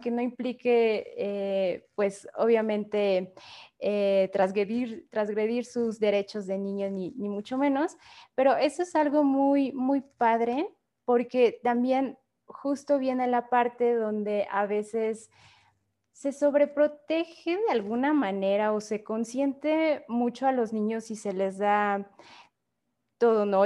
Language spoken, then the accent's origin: Spanish; Mexico; como país y como sociedad mexicana